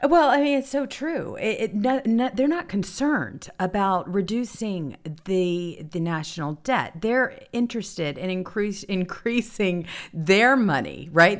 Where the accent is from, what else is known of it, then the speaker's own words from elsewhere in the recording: the South, United States; I grew up in the South